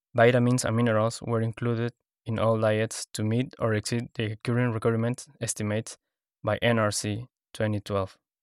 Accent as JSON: {"language": "English", "region": "Lima", "country": "Peru", "moved": "yes", "said": "I am from Lima, Peru"}